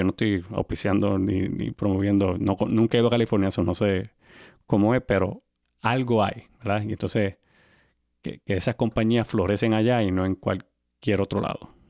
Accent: Puerto Rico; nosotros somos de Puerto Rico, ¿verdad?

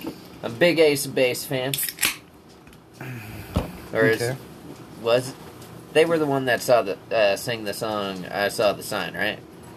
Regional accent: Omaha, Nebraska, United States; I'm from Omaha

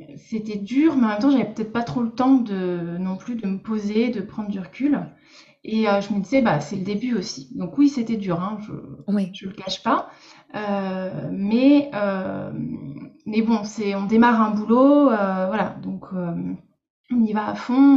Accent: Lorraine, Grand Est, France; moved away as an adult; now in Bordeaux, France; je suis Lorraine à la base

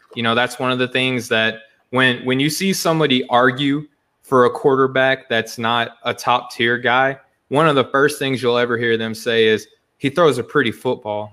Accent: Arkansas, United States; moved away; I'm sure my accent gives it away. I'm from Arkansas originally

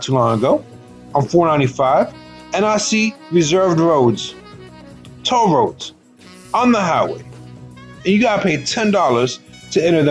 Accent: United States; we as American citizens

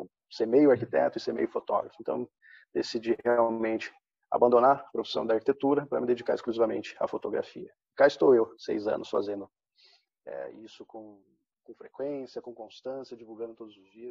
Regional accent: Presidente Prudente, São Paulo, Brazil; also born or lived in Londrina; Sou natural do interior de São Paulo, presidente prudente. Só que meu pai, ao decorrer da vida, mudou muitas vezes de cidade a respeito do seu trabalho e a gente acompanhou.

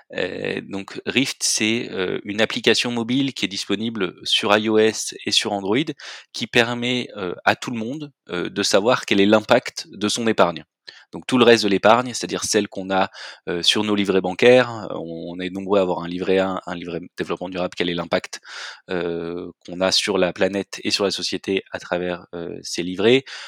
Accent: Marseille, Provence-Alpes-Côte d'Azur, France; also born or lived in Belgium; je suis originaire de Marseille

